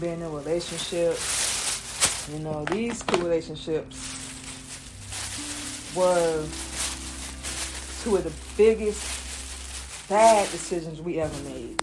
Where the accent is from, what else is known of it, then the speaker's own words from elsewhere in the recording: Florida, United States; moved away as an adult; also born or lived in Georgia; now in Atlanta, United States; moving from Georgia to Florida, growing up in Florida